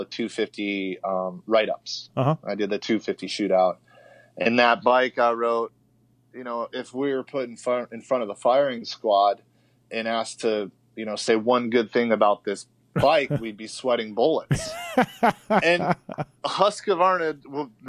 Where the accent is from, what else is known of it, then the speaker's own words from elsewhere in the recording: East Coast, United States; moved away as an adult; also born or lived in Southern California; I'm from the East Coast. I liked how I was raised